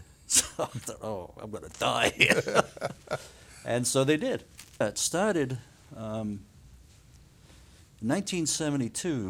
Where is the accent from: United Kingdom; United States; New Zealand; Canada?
United Kingdom; moved away; also born or lived in South Wales; I was born and raised in the UK